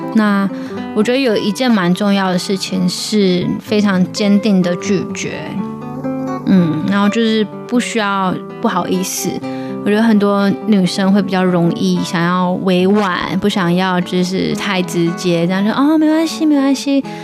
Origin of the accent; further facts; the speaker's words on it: Taiwan; 那我们台湾人都很友善，我们就被教导就是要笑脸迎人啊